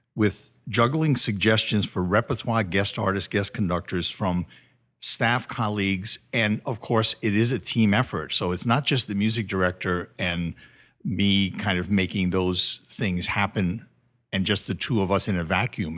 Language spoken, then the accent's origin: English; Connecticut, United States; moved away; back in Connecticut where I'm from